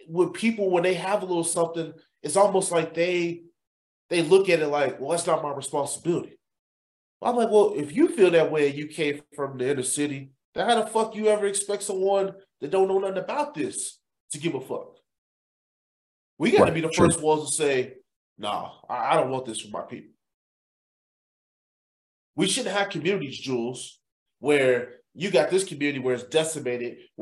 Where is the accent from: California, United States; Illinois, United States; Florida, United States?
Illinois, United States; Chicago; growing up in Chatham